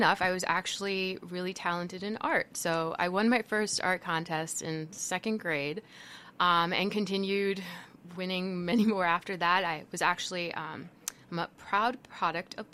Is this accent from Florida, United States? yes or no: yes; Miami Springs, Florida, United States; now in South Bend, United States; I was born and raised in Miami